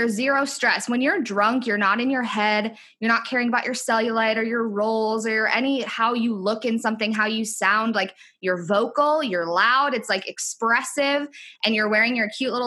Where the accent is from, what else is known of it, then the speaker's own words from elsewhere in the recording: Minneapolis, Minnesota, United States; moved away as an adult; now in Texas, United States; I am from Minneapolis, Minnesota, but my husband is military. So now we are living in Texas.